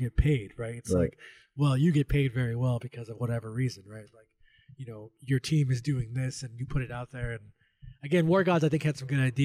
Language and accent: English; California, United States; I grew up in a small town in California